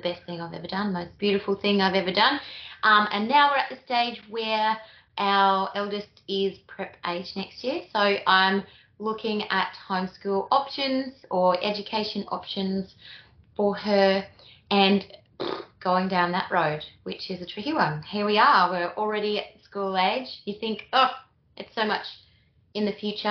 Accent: Bambam Springs, Queensland, Australia; I'm from Bambam Springs in Queensland

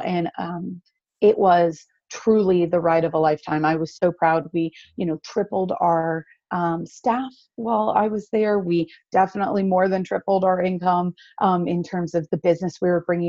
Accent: North Carolina, United States; I grew up down here in North Carolina, and I love it.

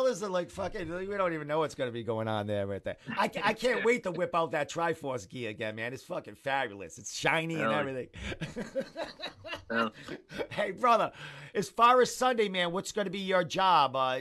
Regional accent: Cranston, Rhode Island, United States; also born or lived in Connecticut; I was born and raised and still live in Cranston

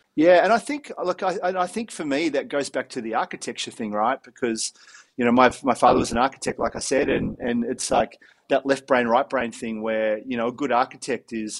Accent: Melbourne, Victoria, Australia; growing up in Melbourne in the 80s

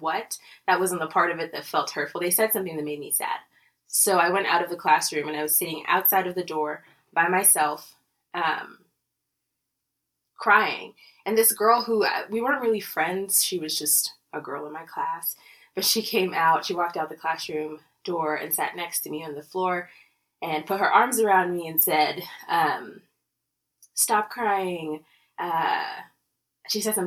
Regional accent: Lagos, Nigeria; moved away as an adult; now in Colorado, United States; I grew up in Nigeria, in Lagos, Nigeria

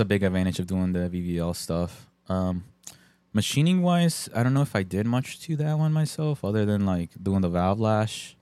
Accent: Bristol, Connecticut, United States; also born or lived in Colombia; in Bristol, too, where I lived, my hometown

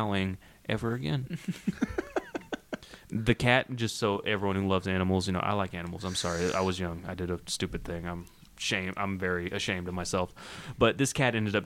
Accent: Las Vegas, Nevada, United States; also born or lived in Conroe, Texas; I was born in Texas, and I moved to Vegas at 7. So Jesus I don't got the accent no more.

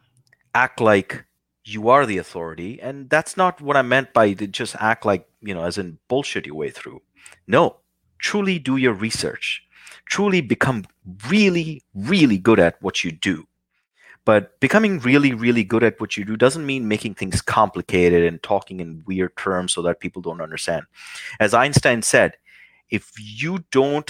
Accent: New Delhi, Delhi, India; now in United States; being a young kid, growing up in New Delhi, India

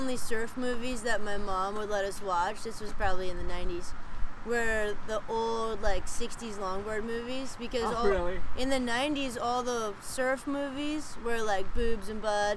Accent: San Diego, California, United States; I'm from Pacific Beach in San Diego, California

